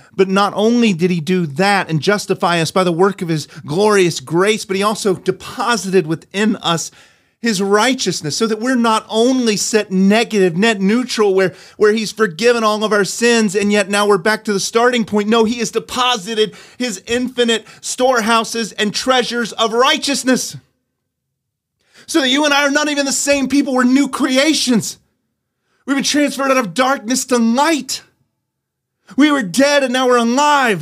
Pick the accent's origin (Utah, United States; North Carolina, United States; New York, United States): North Carolina, United States; I grew up in North Carolina